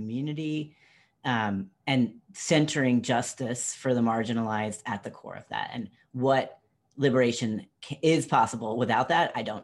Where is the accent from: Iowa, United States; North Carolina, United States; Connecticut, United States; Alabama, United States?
North Carolina, United States; moved away as an adult; also born or lived in Washington, District of Columbia, United States; born and raised in North Carolina, but had a journey away from it